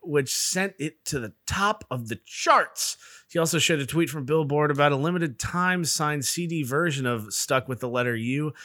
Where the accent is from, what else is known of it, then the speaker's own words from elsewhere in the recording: the South, United States; I'm from the South.